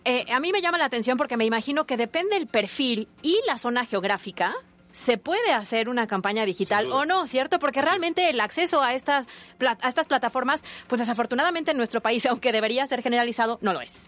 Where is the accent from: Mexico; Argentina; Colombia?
Mexico